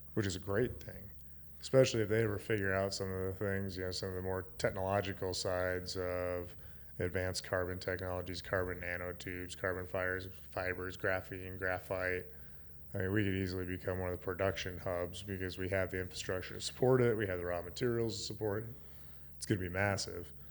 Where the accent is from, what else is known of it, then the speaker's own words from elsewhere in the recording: Gillette, Wyoming, United States; also born or lived in Nevada / North Dakota / South Dakota / Utah; Gillette's my hometown